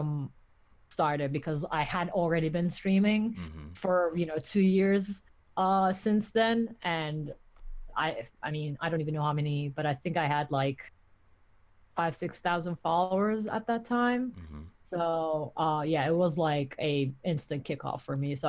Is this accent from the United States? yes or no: no; Turkey; moved away; I grew up in Turkey. I didn't grow up in the US